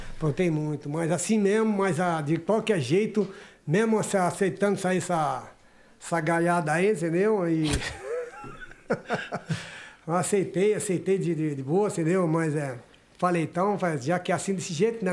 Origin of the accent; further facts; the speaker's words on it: São Paulo, Brazil; Ali perto onde eu nasci mesmo, na Padre Agostinho Jorge